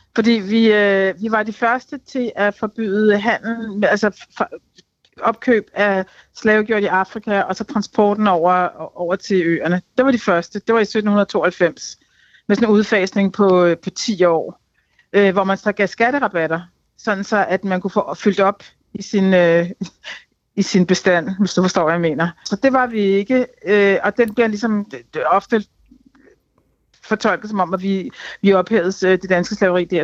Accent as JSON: {"language": "Danish", "country": "Denmark", "said": "det er mig som dansker"}